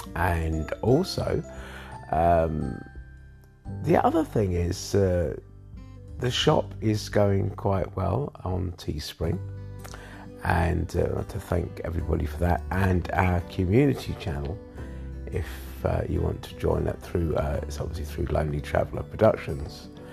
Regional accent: London, United Kingdom; I was born in London as well

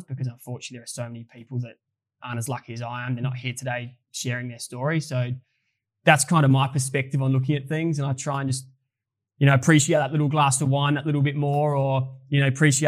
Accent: Adelaide, South Australia, Australia; moved away; we both would love to move back to Adelaide. We're both from Adelaide

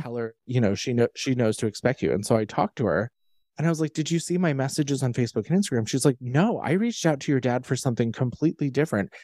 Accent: United States; my origin stories of growing up in Amish country. I was not Amish, but we were surrounded by them when I was growing up.

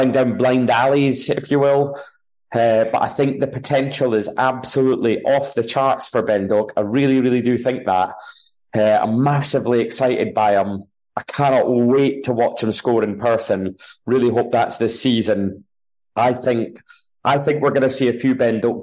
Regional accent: Scotland, United Kingdom

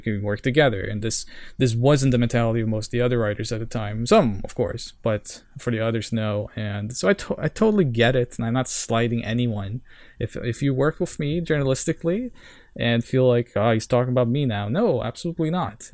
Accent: Norway; English is a second language; also born or lived in Sao Paulo, Brazil; I'm from Norway.

